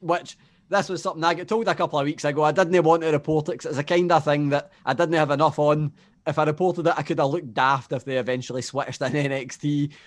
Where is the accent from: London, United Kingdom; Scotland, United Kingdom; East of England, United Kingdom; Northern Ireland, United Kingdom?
Scotland, United Kingdom; I'm from Scotland